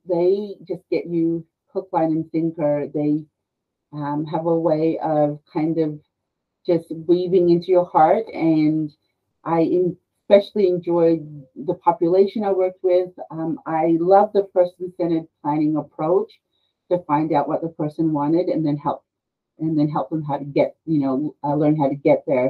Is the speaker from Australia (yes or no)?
yes; Australia; moved away as an adult; also born or lived in Peru; now in United States; I'm actually a native of Peru, but I was raised in Australia, and I came to the States